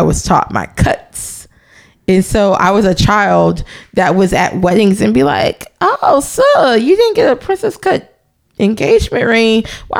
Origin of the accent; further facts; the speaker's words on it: Nashville, Tennessee, United States; See, I'm from Nashville. And that's just like Nashville. Like, I grew up like going to Green Hills Mall. My first jobs were in Green Hills.